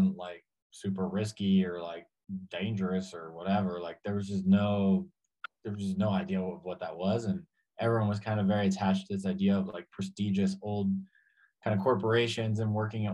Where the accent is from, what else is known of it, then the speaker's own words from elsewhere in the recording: Hudson County, New Jersey, United States; moved away as an adult; also born or lived in Argentina / Spain / Mexico City; now in Mexico; I grew up in Hudson County, New Jersey, was very, very Latino to begin with.